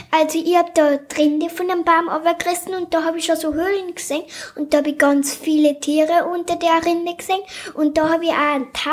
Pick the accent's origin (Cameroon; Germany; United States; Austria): Austria; Ist aber umgangssprachlich bei uns in Österreich oder im Viertel sagt man da auch 1000 Füßler.